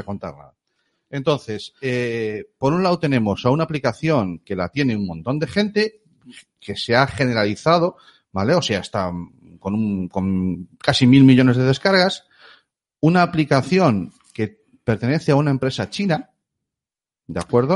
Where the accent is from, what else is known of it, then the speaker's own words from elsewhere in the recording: Galicia, Spain; somos gallegos